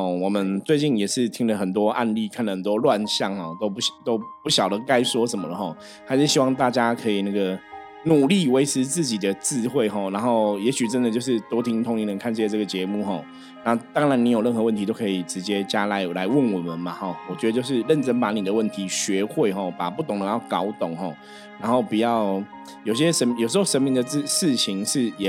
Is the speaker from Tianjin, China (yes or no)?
no; Shenzhen, Guangdong, China; 所以我们常常讲，像我们深圳人出去，我们说其实自己对自己的自我要求还是很重要啦。